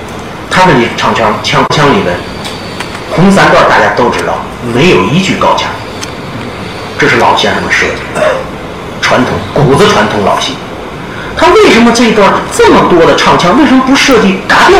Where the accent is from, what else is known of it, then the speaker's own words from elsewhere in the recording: Tianjin, China; now in Shanghai, China; 那么大家都知道我是北方来的，我是天津的。